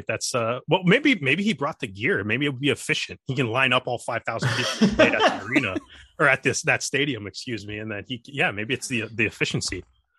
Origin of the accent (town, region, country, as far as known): Canada